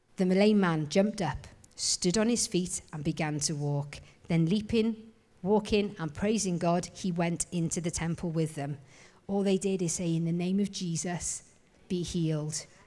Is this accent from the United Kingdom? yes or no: yes; Wales, United Kingdom; I'm Welsh, I am.